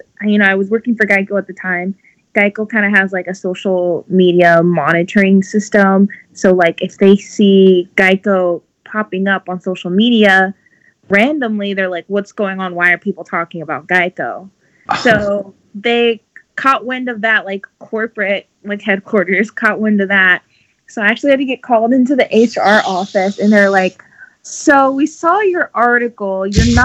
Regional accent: Houston, Texas, United States; also born or lived in Chicago, United States; now in Peoria, United States; I'm originally from Houston

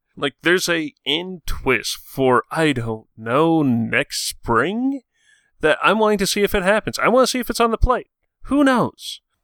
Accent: Edmonton, Alberta, Canada; I'm from Edmonton, Alberta, Canada, which means, yeah. I'm Canadian

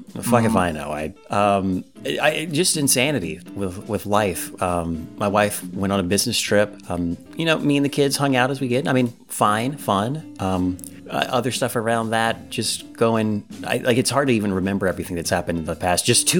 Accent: the South, United States; we're from the South.

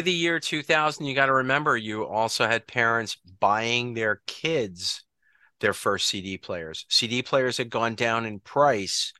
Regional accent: Long Island, New York, United States; We're all from Long Island, New York

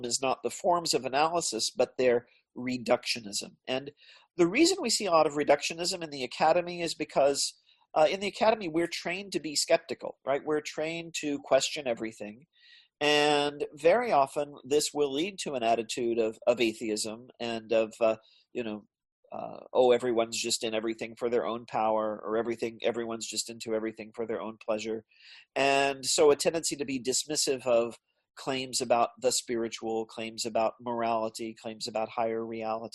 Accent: United States; I grew up in America

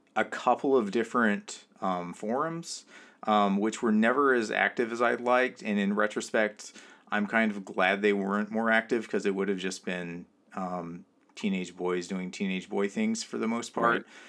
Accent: California, United States; now in New York, United States; I grew up in California. I live in New York, uh, right now.

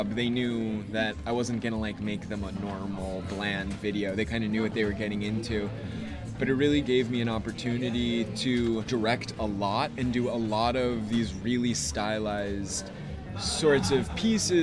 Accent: United States; I grew up right outside of New York City

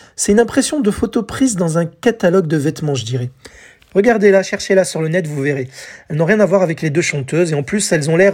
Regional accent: France; chez nous en France

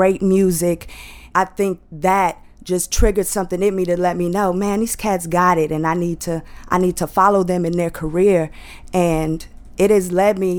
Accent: Lockhart, Texas, United States; also born or lived in Austin, Texas; I'm from Austin, Texas. I grew up with my grandparents. They're like a mother and father to me. So that was in a little town called Lockhart

